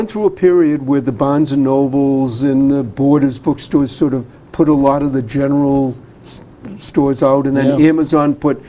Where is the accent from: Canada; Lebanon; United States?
United States; Boston, Massachusetts; I grew up in Dorchester.